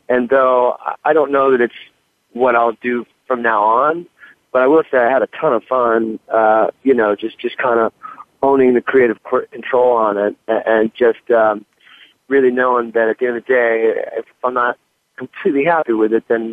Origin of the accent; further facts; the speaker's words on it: Detroit, Michigan, United States; I'm growing up in Detroit, you know, being a Lions fan